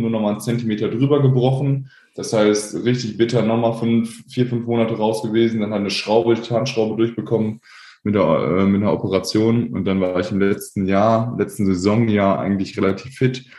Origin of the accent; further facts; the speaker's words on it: Paderborn, North Rhine-Westphalia, Germany; also born or lived in Korbach / Sauerland; dann bin ich halt ab dem dritten Lebensjahr mit meinen Eltern, mit meinen jungen Eltern nach Paderborn gezogen und äh, dann haben die halt nebenher noch studiert und dann bin ich halt auch zur Schule gegangen